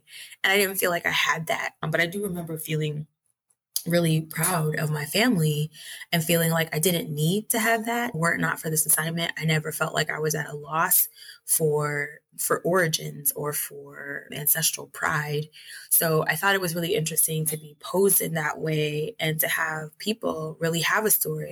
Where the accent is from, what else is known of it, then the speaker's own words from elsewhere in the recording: Newark, New Jersey, United States; moved away as an adult; now in Lima, Peru; I grew up in Newark, New Jersey